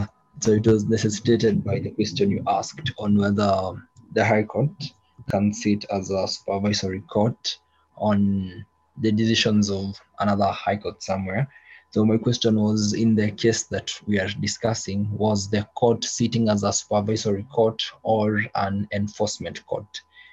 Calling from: Machakos, Machakos County, Kenya; Oh, I'm joining you from Machakos, exactly, to be precise.

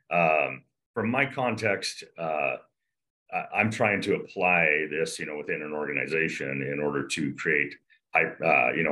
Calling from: Park City, Utah, United States; joining you from Park City, Utah today.

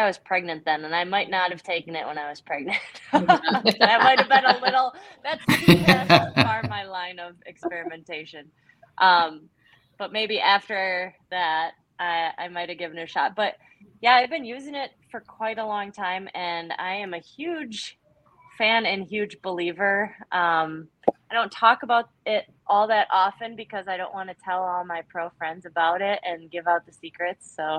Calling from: Eau Claire, Wisconsin, United States; I am here in Eau Claire, Wisconsin.

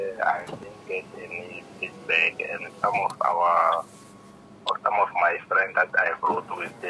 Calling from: Tembisa, Gauteng, South Africa; I'm calling you from Gauteng in Tembisa.

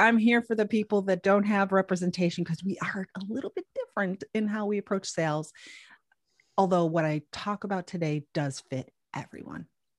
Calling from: Raleigh, North Carolina, United States; I'm coming from Raleigh, North Carolina. And it is a beautiful time of year here.

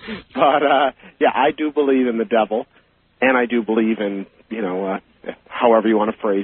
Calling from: Rochester, New York, United States; I'm calling from Rochester, New York. First time caller.

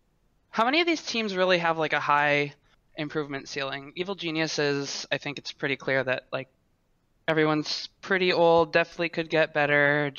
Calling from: Ottawa, Ontario, Canada; Hi, I'm from Ottawa, Ontario.

